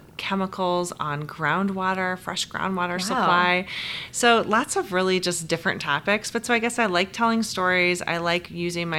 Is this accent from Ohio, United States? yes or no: no; Normal, Illinois, United States; moved away as an adult; also born or lived in New York; now in Chicago, United States; I grew up in the middle of a cornfield between Bloomington, Normal, and a small town called Towanda.